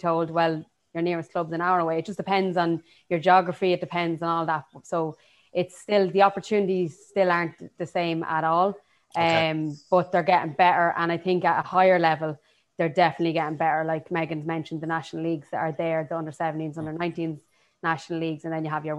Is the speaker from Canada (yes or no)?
no; Drogheda, Leinster, Ireland; I'm from Drogheda